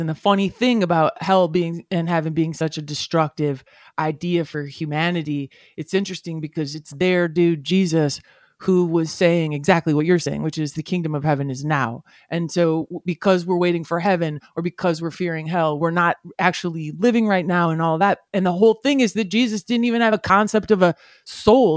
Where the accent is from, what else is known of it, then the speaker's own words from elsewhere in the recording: United States; as white guys growing up in America